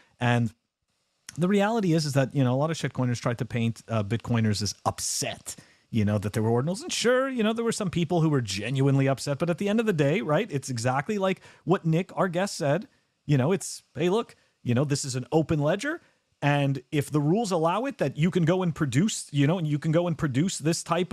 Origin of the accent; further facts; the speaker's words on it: Canada; I'm from Canada